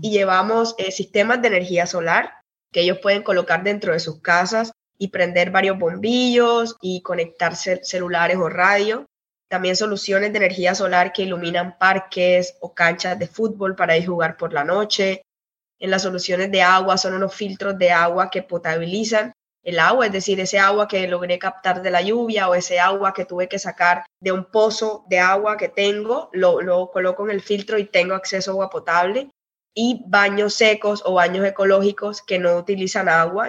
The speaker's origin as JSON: {"language": "Spanish", "town": "Cartagena", "region": "Bolívar", "country": "Colombia", "tie": "born or raised there", "also_born_or_lived": "Barranquilla, Colombia / Brazil", "moved": "as an adult", "lives_now": "United Kingdom", "said": "yo nací en Barranquilla, que queda al norte de Colombia, pero casi toda mi vida eh, estudié en Cartagena"}